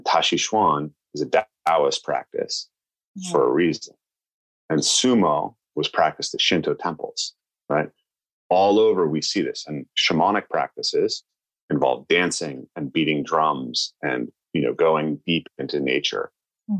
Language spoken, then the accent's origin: English; the Northwest, Pacific Northwest, United States; I'm a white American, right? I grew up in the Northwest